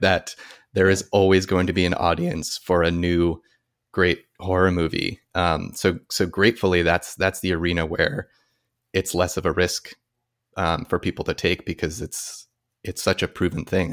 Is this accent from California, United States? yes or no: no; New Jersey, United States; moved away as an adult; also born or lived in New York; now in Los Angeles, United States; I grew up in New Jersey